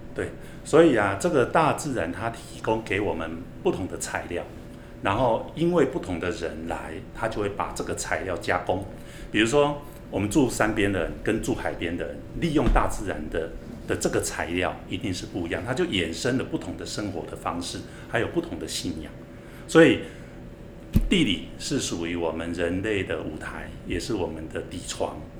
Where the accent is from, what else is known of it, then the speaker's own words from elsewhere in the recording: Donggang, Pingtung County, Taiwan; now in Taipei, Taiwan; 我是屏东东港渔村长大的